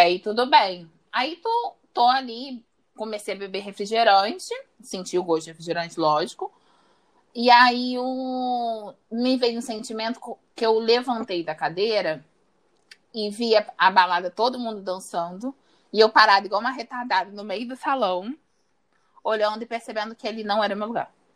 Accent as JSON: {"language": "Portuguese", "region": "Rio de Janeiro", "country": "Brazil", "said": "eu sou do Rio de Janeiro, tenho 27 anos"}